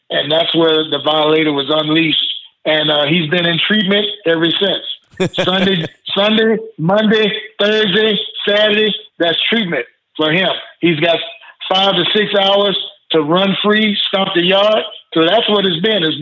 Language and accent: English; the South, United States; growing up in the South, football was religion. Yep. So I expected California to have that same attitude, but they didn't.